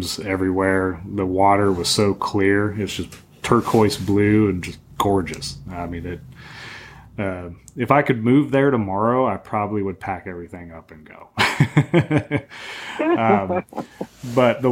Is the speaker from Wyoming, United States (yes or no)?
yes; Wyoming, United States; moved away; grew up in Wyoming